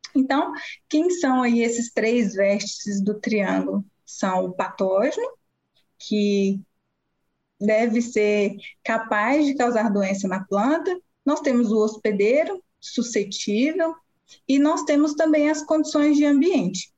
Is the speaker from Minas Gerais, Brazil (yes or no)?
yes; Montes Claros, Minas Gerais, Brazil; moved away as an adult; also born or lived in Viçosa; eu sou mineira, natural da cidade de Montes Claros, que fica no norte do estado de Minas Gerais